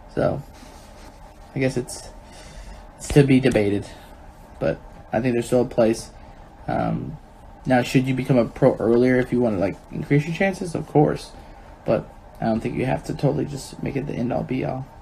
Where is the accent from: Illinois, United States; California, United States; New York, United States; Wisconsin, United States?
Illinois, United States; Chicago; because we're Chicagoans and Illinoisans. I think I'm always Chicagoan